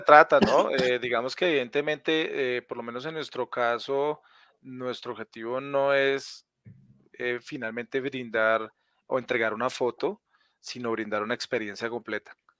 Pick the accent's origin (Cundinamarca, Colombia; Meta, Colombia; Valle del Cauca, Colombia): Meta, Colombia; Villavicencio; now in Bogotá, Colombia; yo nací en Villavicencio, pero hace muchos años vivo en Bogotá